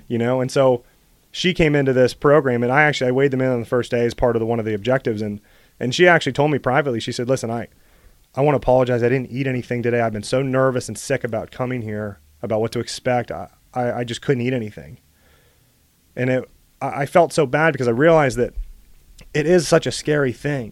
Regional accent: Bellwood, Pennsylvania, United States; also born or lived in Ohio / California; I grew up in Bellwood

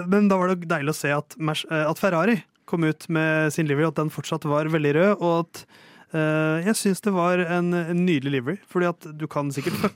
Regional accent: Oslo, Norway; Jeg er fra Tåsen, først og fremst.

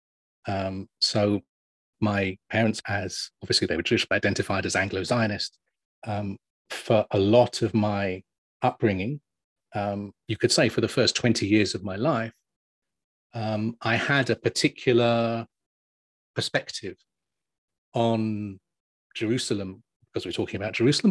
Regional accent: England, United Kingdom; we're English

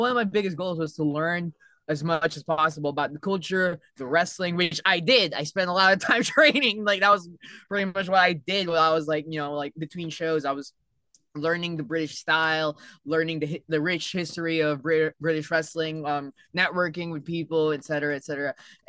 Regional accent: Alaska, United States; I'm from Alaska. This is just like home.

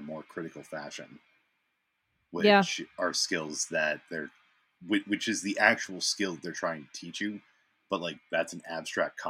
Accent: Massachusetts, United States; growing up in Massachusetts with the MCAS

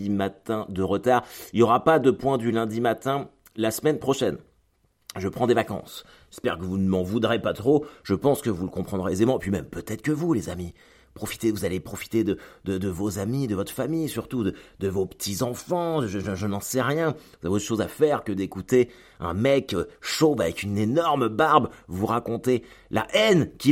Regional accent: France; Moi, je suis français et je suis supporter du Stade Malherbe de Caen.

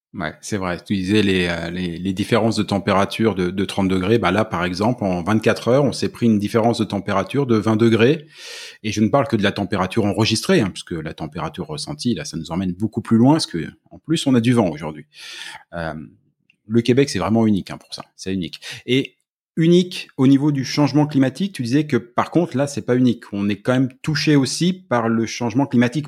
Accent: France; moved away; on est français

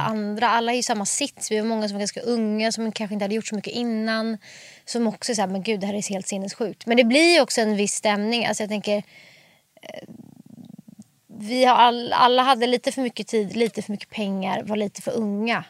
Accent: Stockholm, Stockholm County, Sweden; born or raised there; also born or lived in Bromma / Farsta / Hökarängen

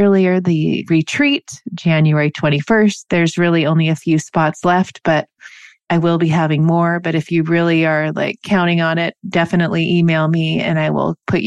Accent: Seattle, Washington, United States; now in San Diego, United States; I grew up in Seattle, so we used to go up to Vancouver a lot. I'm in San Diego now.

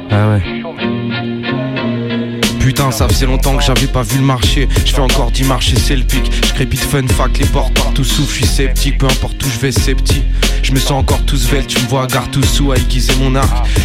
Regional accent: Lyon, Auvergne-Rhône-Alpes, France; Moi, je saurais pas dire, mais voilà, je suis lyonnais, moi.

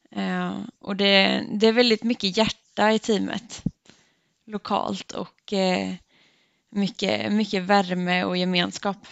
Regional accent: Örryd, Jönköping County, Sweden; Jag är uppvuxen i en liten by som heter Örryd som ligger ungefär 20 minuter med bil från Gnosjö

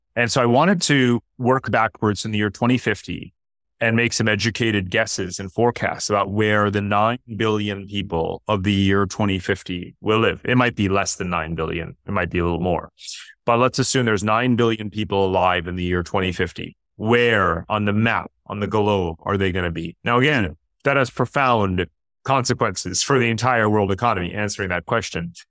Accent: Westchester County, New York, United States; now in Singapore; I grew up in New York outside of Manhattan and Westchester County

